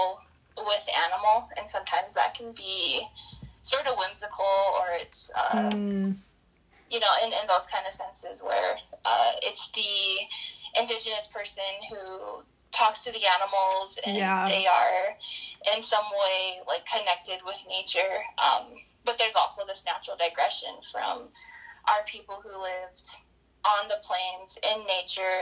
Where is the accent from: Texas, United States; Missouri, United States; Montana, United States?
Montana, United States; southeastern; also born or lived in Yakima Valley, Washington; now in Cody, Wyoming, United States; my father's family is from the Crow tribe of southeastern Montana, where I was born